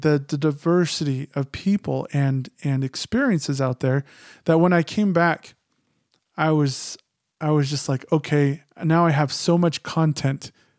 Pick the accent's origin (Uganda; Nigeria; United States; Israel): United States; Phoenix, Arizona; because I grew up in Phoenix, my ideas were very, I mean, it's funny because I'm very conservative, but my ideas were more liberal than Snowflake was used to.